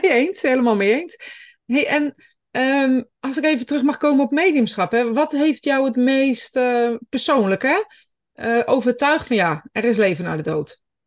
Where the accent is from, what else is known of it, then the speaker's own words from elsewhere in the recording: Greece; now in Netherlands; ik kom zelf uit Griekenland